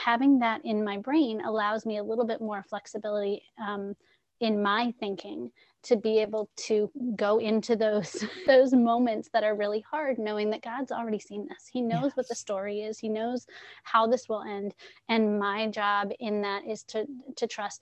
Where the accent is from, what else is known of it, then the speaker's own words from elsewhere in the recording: San Diego, California, United States; also born or lived in New England; now in Connecticut, United States; I grew up in San Diego, California, where everybody's happy and friendly